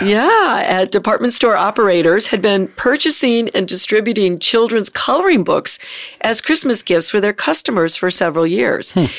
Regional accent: the North, United States; I grew up in the North

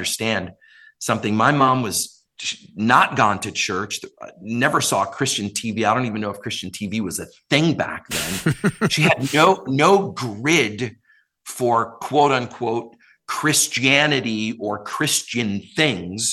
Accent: Minnesota, United States; also born or lived in Brooklyn, New York; I actually grew up where you're recording this show in Minnesota

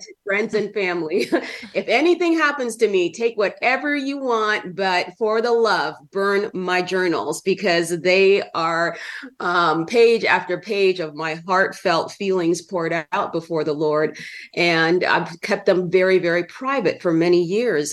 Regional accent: California, United States; moved away; also born or lived in Minnesota; I grew up in California for many years.

